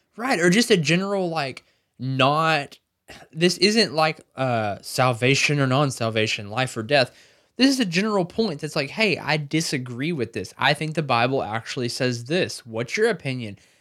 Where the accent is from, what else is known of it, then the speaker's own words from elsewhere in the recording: the South, United States; I was raised in the South.